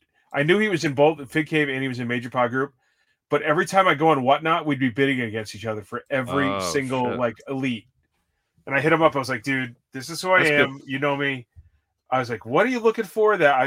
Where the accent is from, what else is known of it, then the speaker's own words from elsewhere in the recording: Connecticut, United States; We're from Connecticut, dude. We're from Connecticut. We appreciate women's basketball here.